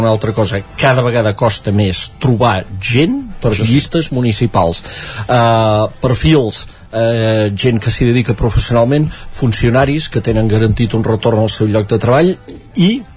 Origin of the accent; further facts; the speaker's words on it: Sant Joan de les Abadesses, Catalonia, Spain; el meu poble, Sant Joan